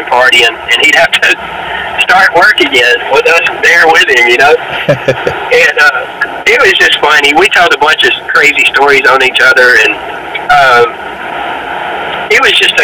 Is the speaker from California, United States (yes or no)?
no; Memphis, Tennessee, United States; growing up in Memphis